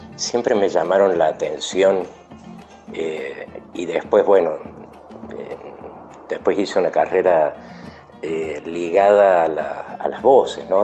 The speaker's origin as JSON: {"language": "Spanish", "region": "Córdoba", "country": "Argentina", "said": "soy de Córdoba capital"}